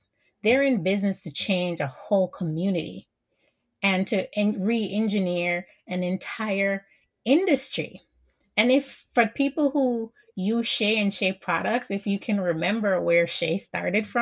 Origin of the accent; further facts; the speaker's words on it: Jamaica; I'm Jamaican